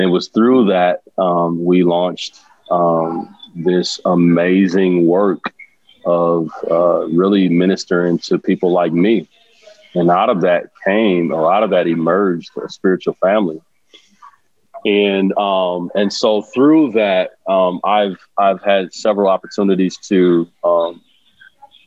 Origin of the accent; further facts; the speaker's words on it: Omaha, Nebraska, United States; I grew up in Omaha and grew up in the hood, in poverty